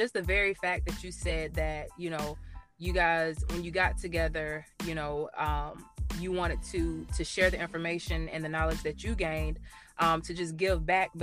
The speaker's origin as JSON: {"language": "English", "town": "Blakely", "region": "Georgia", "country": "United States", "tie": "born or raised there", "also_born_or_lived": "Kansas", "moved": "as an adult", "lives_now": "Tampa, United States", "said": "I'm from Blakely, GA"}